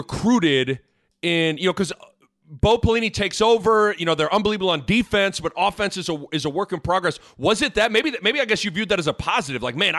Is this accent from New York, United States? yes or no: no; Lincoln, Nebraska, United States; I'm from Lincoln. I was recruited a little bit by Nebraska to play basketball.